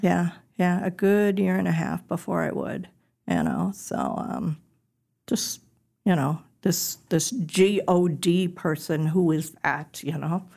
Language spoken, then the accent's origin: English; suburb outside of Milwaukee, Wisconsin, United States; moved away as an adult; now in Tennessee, United States; I'm originally from Wisconsin. Um, a little suburb outside of Milwaukee is where I lived most of my life.